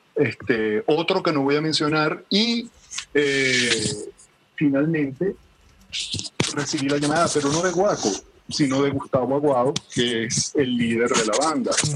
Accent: Maracaibo, Zulia, Venezuela; now in Caracas, Venezuela; yo soy de Maracaibo

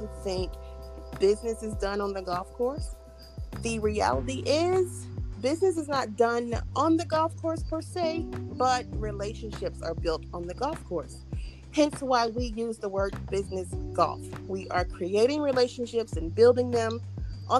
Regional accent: Georgia, United States; I'm from Edenton, Georgia

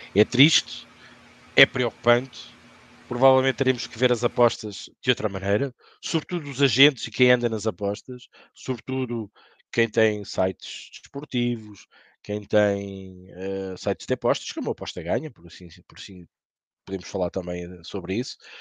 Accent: Portugal; nós somos portugueses

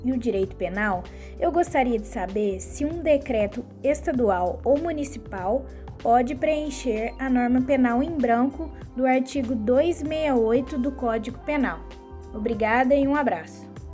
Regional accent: Lavras, Minas Gerais, Brazil; sou de Lavras, Minas Gerais

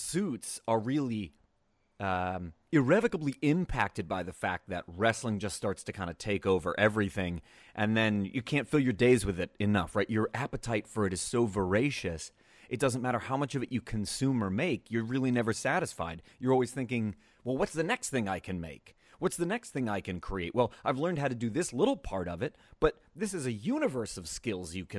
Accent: Reading, Pennsylvania, United States; also born or lived in Pittsburgh; I grew up in Eastern Pennsylvania. So I'm from Reading, a small sleepy suburb of Reading called West Lawn.

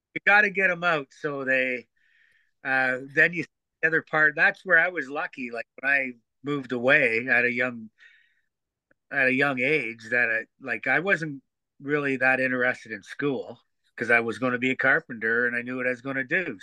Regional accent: Teeswater, Ontario, Canada; Craig Lindsay, who I grew up with in Teeswater

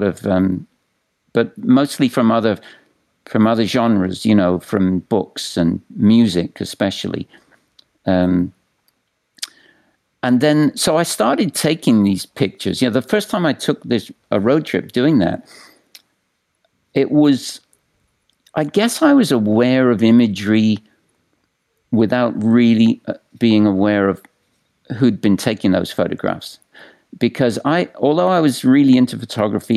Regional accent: England, United Kingdom; also born or lived in Austin, Texas; now in New York City, United States; I'm from England, and I visited visited America a few times when I was younger

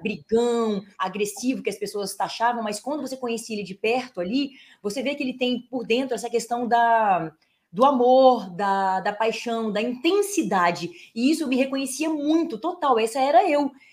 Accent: Espírito Santo, Brazil; accent: capixaba; moved away as an adult; also born or lived in Brasília; now in São Paulo, Brazil; capixaba não tem sotaque, a gente é misturado.

